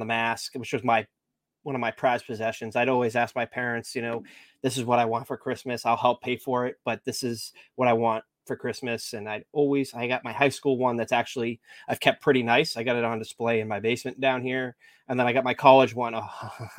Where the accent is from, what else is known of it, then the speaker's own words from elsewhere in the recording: Nashua, New Hampshire, United States; My high school mascot was the Purple Panthers from Nashua, New Hampshire